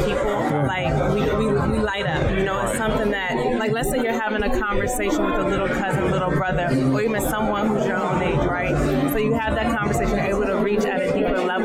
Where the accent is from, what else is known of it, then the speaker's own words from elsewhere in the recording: Prince George's County, Maryland, United States; I grew up in Prince George's County